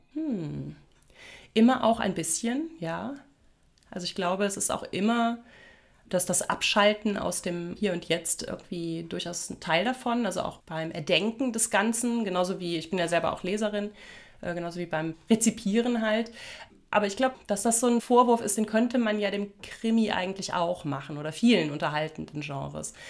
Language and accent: German; Germany; moved away; dass ich so ein Kind der Voreifel bin, also so inmitten von verwunschenen Wäldern und alten Steinbrüchen groß geworden bin.